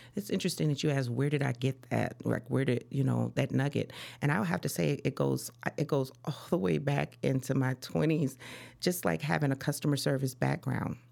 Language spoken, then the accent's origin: English; Chicago, Illinois, United States; also born or lived in Des Moines, Iowa; I'm from Iowa, but I was actually raised in Chicago